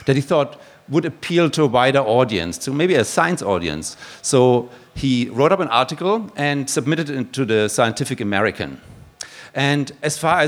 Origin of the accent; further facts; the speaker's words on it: Germany; now in Australia; you can probably tell from my accent that I'm not originally from here. I'm actually from Koch country